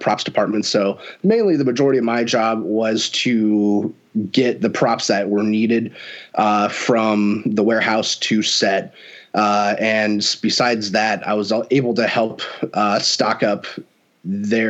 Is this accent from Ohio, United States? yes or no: yes; Stow, Ohio, United States; also born or lived in Hudson, Ohio; I am from Stowe, Ohio